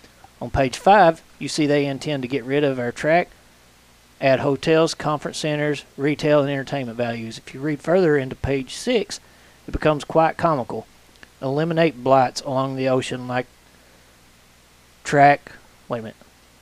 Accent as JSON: {"language": "English", "region": "Kentucky", "country": "United States", "moved": "yes", "lives_now": "Indiana, United States", "said": "I'm from Kentucky."}